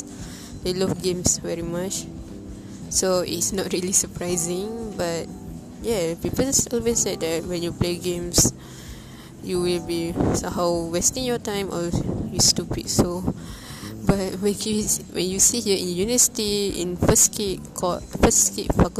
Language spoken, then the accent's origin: English; Malaysia; it's close to my hometown